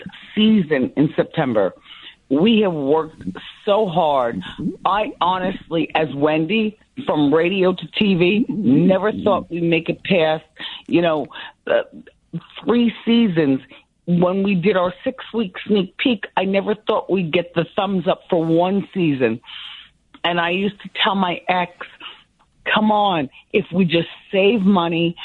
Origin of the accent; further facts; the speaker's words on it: Ocean Township, New Jersey, United States; moved away as an adult; also born or lived in Livingston, New Jersey / Boston; now in New York, United States; I grew up in Ocean Township, New Jersey, the Wayside section